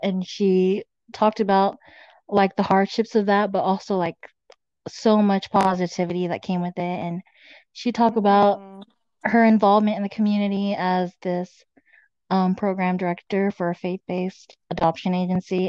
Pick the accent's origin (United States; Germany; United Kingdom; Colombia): United States; also born or lived in Kosrae, Micronesia; I was born here in America, so I've been here my whole life